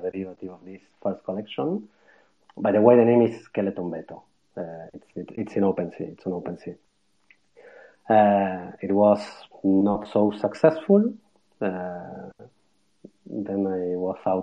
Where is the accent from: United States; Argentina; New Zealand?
Argentina; moved away as an adult; now in Barcelona, Spain; I'm Argentinian. Yeah, I was born in Argentina and lived there almost my whole life.